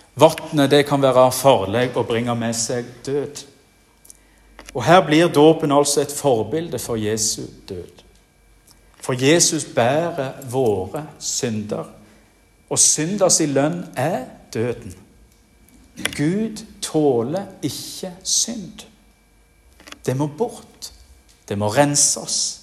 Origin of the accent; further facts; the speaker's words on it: Jæren, Rogaland, Norway; moved away; also born or lived in Bergen; På Jæren, der jeg kommer ifra